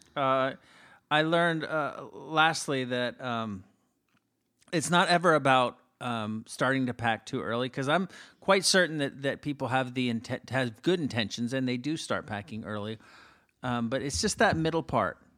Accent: Miami, Florida, United States; I'm from Miami

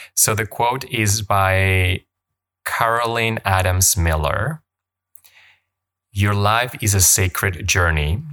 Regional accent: Colombia; first language Spanish; English is a second language; moved away as an adult; now in Canada; I grew up in Colombia, and my first language is Spanish, and I moved to Canada when I was eighteen

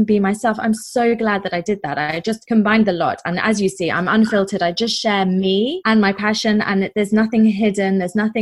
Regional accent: England, United Kingdom; moved away as an adult; now in Durban, South Africa; I'm originally from England, as I expect you will be able to hear, but I've lived in South Africa for about 5 years now

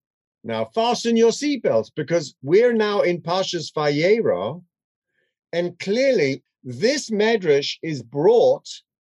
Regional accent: London, United Kingdom; I grew up in London

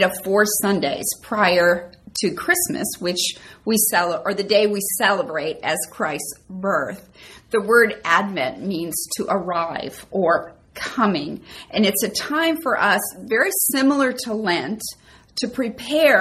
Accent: Minnesota, United States; I was born and raised in Minnesota

